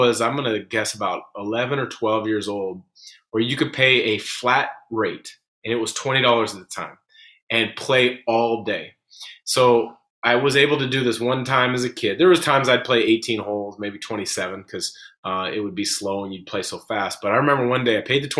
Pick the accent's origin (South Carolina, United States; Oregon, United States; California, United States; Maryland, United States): Oregon, United States; Portland; I grew up in the Portland area.